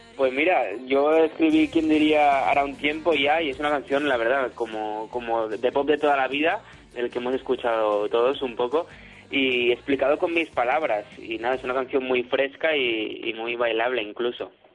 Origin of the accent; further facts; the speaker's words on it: Barcelona, Catalonia, Spain; Yo de Barcelona, soy de Barcelona